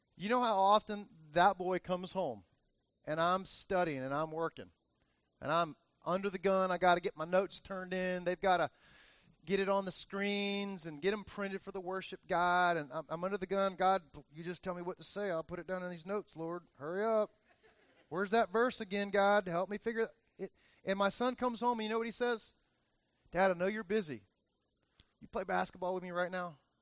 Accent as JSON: {"language": "English", "town": "Miami", "region": "Florida", "country": "United States", "tie": "born or raised there", "said": "All my years growing up, I remember my dad taking me all over different places in Miami"}